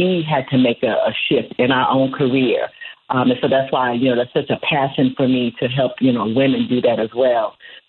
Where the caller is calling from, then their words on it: Charlotte, North Carolina, United States; I am calling from the Queen City of Charlotte, North Carolina.